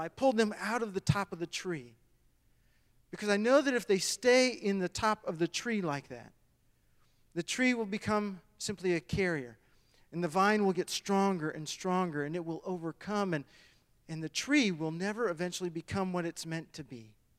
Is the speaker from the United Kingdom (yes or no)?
no; Michigan, United States; moved away; I was born and raised in Michigan